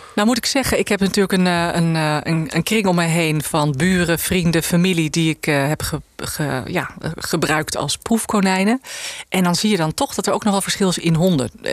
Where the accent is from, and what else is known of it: IJsselstein, Utrecht, Netherlands; born or raised there; also born or lived in South Africa / Kenya